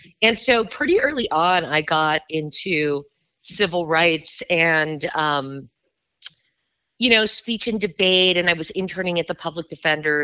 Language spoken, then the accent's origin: English; Miami, Florida, United States; moved away; I was born and raised in Miami, Florida.